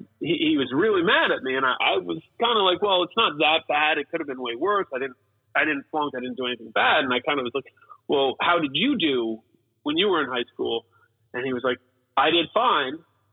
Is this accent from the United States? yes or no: yes; Aurora, Colorado, United States; born there; I was born in Colorado, Denver, Colorado. {S2} Okay. {S1} And actually, right outside of it, in Aurora, Colorado, in 1981.